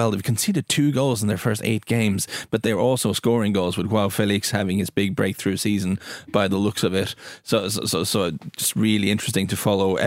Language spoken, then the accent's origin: English; Norway; We're quite an English inspired country, footballing wise